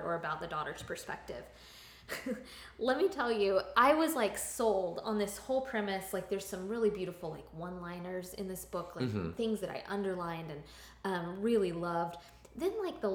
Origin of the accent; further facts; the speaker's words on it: Florida, United States; growing up in Florida